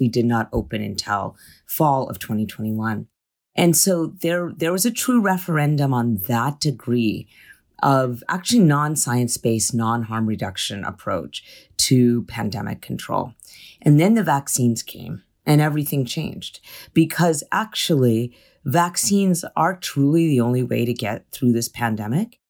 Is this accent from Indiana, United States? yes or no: no; California, United States; as a Californian